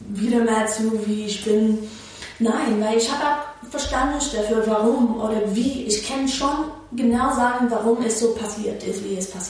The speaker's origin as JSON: {"language": "German", "town": "New York City", "region": "New York", "country": "United States", "tie": "born or raised there", "also_born_or_lived": "Brooklyn", "second_language": "German", "moved": "as an adult", "lives_now": "Berlin, Germany", "said": "ich habe ein paar Jahre in Brooklyn, ich bin in Manhattan geboren und aufgewachsen, ne? aber wenn ich 16 war, war ich in Brooklyn mit meiner Mama und kleiner Schwester."}